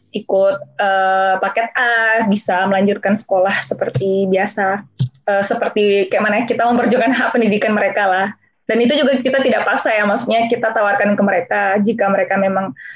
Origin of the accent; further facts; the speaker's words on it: Jambi, Indonesia; moved away as an adult; now in Netherlands; aku uh, asli da dari anak daerah ya bisa dikatakan aku lahir di Jambi